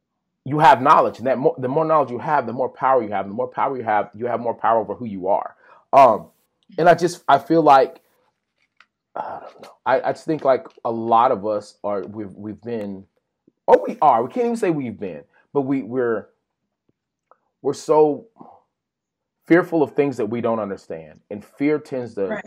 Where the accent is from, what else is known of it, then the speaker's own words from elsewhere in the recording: Texas, United States; We're from Texas.